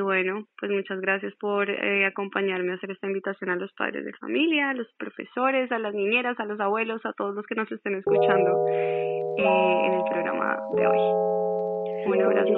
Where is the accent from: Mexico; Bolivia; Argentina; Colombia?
Colombia; yo soy de Colombia